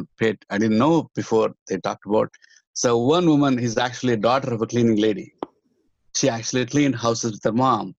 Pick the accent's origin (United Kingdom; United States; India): India; the South, South India; moved away; I'm come from South. I'm come from one of the backward communities